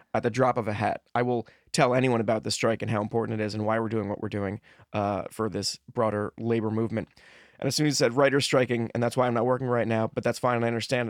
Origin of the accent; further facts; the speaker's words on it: New Jersey, United States; moved away; also born or lived in Los Angeles; I grew up in Jersey